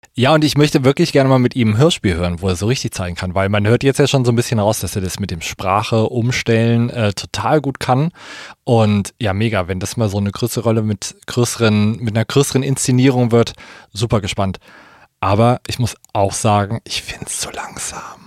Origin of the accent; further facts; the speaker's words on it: Kassel, Hesse, Germany; meine Heimatstadt